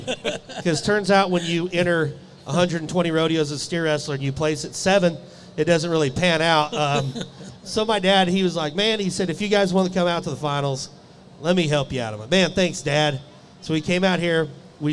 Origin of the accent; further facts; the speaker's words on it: Abbeville, Kansas, United States; We didn't have cable growing up in Abbeville, Kansas, you know.